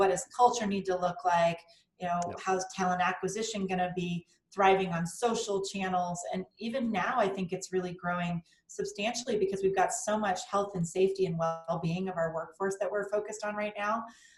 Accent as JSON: {"language": "English", "town": "Littleton", "region": "Colorado", "country": "United States", "tie": "born or raised there", "said": "So I grew up in Littleton, Colorado, and then found my way to CU Boulder for undergrad and the University of Denver for my MBA."}